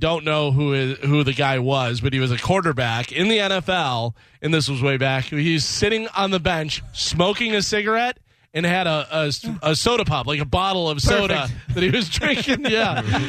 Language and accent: English; Illinois, United States; I've ridden horses growing up in Illinois. A lot of our neighbors had horses.